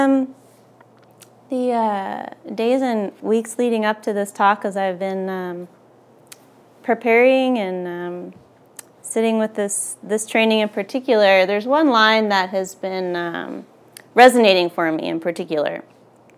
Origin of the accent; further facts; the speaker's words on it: outside of Philadelphia, Pennsylvania, United States; where I grew up outside of Philly